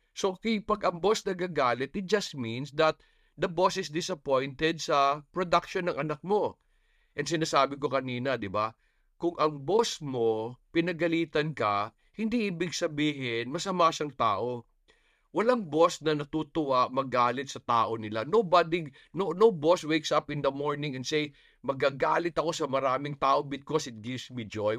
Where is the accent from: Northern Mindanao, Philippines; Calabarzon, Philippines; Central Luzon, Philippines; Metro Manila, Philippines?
Northern Mindanao, Philippines; Bukidnon; I come from Bukidnon.